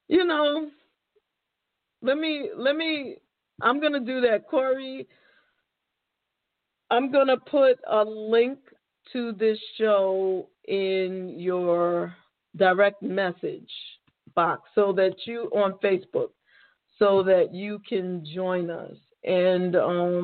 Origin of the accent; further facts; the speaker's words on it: New York City, New York, United States; moved away as an adult; now in New Jersey, United States; I'm born and raised in the Bronx and spent most of my life in New York, still work in New York, and now live in Jersey